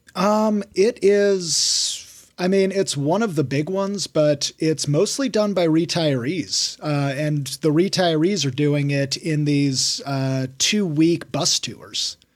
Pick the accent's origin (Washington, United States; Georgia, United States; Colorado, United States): Washington, United States; moved away as an adult; also born or lived in Denver; I started hiking all around my home state of Washington. Then I moved to Denver.